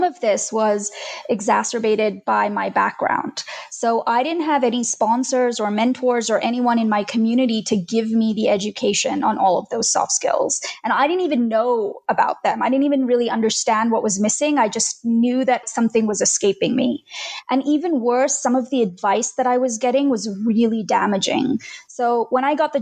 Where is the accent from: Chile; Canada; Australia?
Australia; moved away as an adult; also born or lived in India; now in United States; We moved from India to Australia when I was 9, and later I moved to the US in my early 30s.